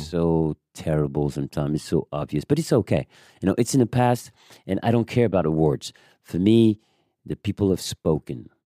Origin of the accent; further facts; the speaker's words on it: Paris, Île-de-France, France; English is a second language; moved away as an adult; also born or lived in Amsterdam, Netherlands / Germany; I came from Paris